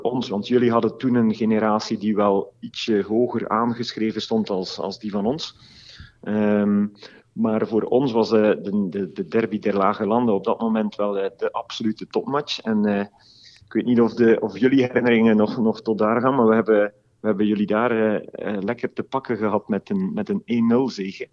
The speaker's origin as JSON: {"language": "Dutch", "country": "Belgium", "said": "wij als Belgen"}